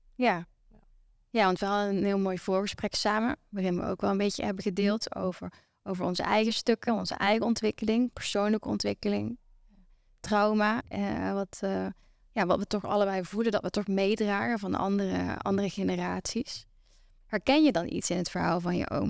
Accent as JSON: {"language": "Dutch", "town": "Venlo", "region": "Limburg", "country": "Netherlands", "said": "Ik kom uit Venlo"}